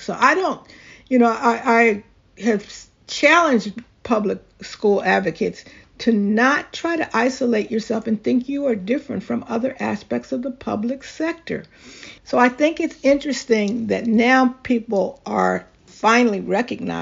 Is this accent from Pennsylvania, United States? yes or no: yes; Philadelphia, Pennsylvania, United States; I grew up in Philadelphia